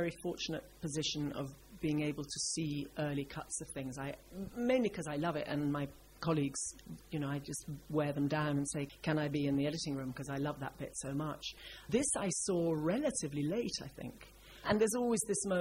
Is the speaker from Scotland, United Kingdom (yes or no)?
yes; Scotland, United Kingdom; I'm from Scotland